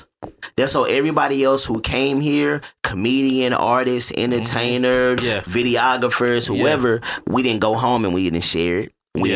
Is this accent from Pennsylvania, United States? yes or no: no; Houston, Texas, United States; I'm from the North Side.